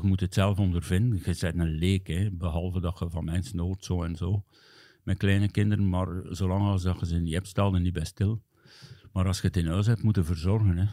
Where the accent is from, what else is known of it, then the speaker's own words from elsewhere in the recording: Hamme, Flanders, Belgium; ik ben opgegroeid in de jeugd van Vigor Hamme, hè, de club van mijn thuisdorp